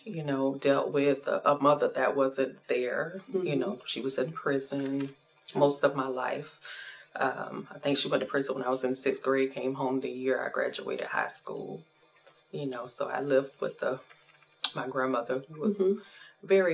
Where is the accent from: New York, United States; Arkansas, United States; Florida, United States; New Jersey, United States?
Florida, United States; Pensacola; moved away as an adult; now in Jacksonville, United States; I'm originally from Pensacola.